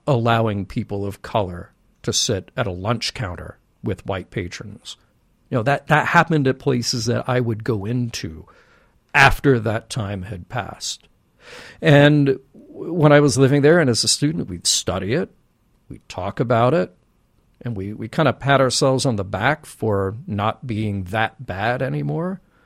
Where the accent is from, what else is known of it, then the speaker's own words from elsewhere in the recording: Birmingham, Alabama, United States; I grew up in Birmingham, Alabama